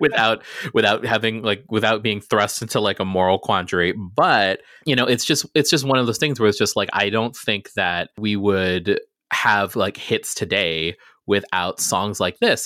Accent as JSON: {"language": "English", "country": "Guam", "tie": "born or raised there", "said": "I grew up on Guam in the middle of the Pacific"}